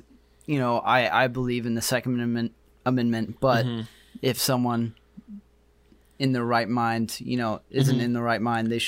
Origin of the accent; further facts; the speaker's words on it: United States; I am an American